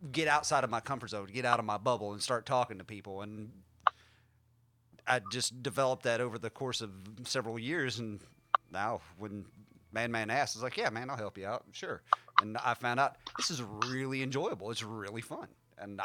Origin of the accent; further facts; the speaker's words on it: West Virginia, United States; I was born and raised in West Virginia, so I'm a hillbilly by birth and raising